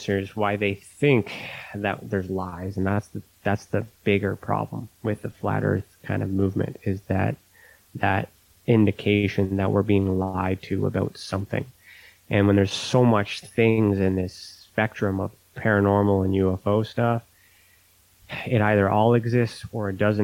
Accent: Canada; me being Canadian

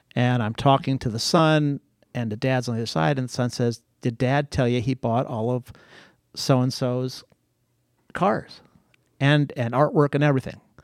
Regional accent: Akron, Ohio, United States; also born or lived in Greece; in elementary school, high school, on the wrong side of Akron

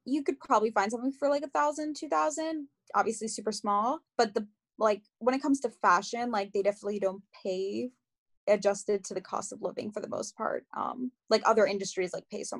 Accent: Long Island, New York, United States; also born or lived in Queens, New York / North Carolina; now in New York City, United States; I was born and raised in New York. I was born in Queens, raised on Long Island

